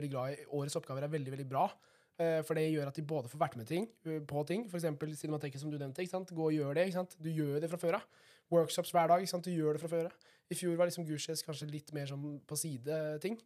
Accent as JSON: {"language": "Norwegian", "region": "Vestfold og Telemark", "country": "Norway", "said": "Jeg kommer fra Vestfold og Telemark."}